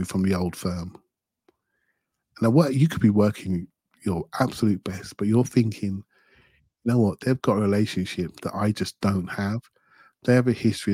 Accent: England, United Kingdom; as an English guy

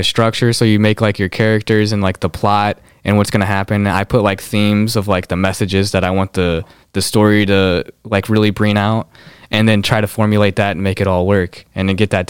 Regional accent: Philippines; I'm 5'2", I'm Filipino, I'm you know, these are definitive facts.

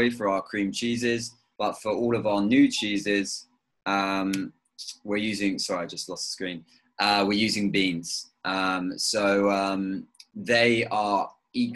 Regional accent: near Brighton, South East England, United Kingdom; moved away as an adult; also born or lived in Devon / New York; now in Amsterdam, Netherlands; I grew up near Brighton. But I spent a lot of time in Devon on my grandparents' farm.

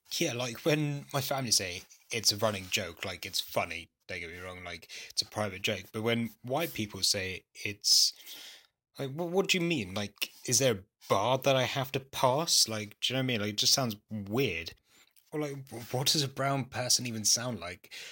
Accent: London, United Kingdom; apart from university, I've lived here all my life

